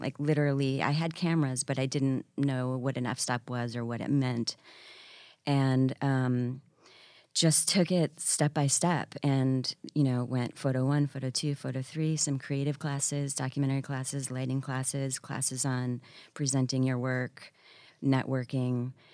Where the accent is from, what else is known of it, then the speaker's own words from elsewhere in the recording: Syracuse, New York, United States; also born or lived in San Francisco / Washington, D.C.; now in New York, United States; I was raised outside of Syracuse